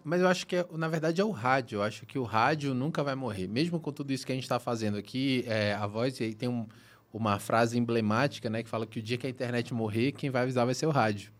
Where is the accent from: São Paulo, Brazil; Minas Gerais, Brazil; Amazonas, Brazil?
Amazonas, Brazil; Manaus; moved away; eu sou do norte, né, pessoal? Eu sou de Manaus, então nasci em Manaus